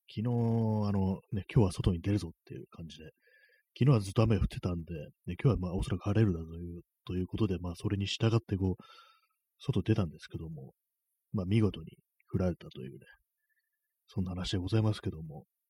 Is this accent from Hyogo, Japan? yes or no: no; Tokyo, Japan; 私はもう東京生まれなんですけども